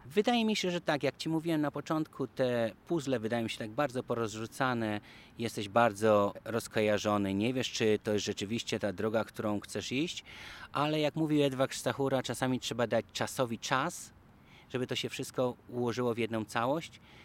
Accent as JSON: {"language": "Polish", "country": "Poland", "moved": "as an adult", "lives_now": "Washington, United States", "said": "z Polski"}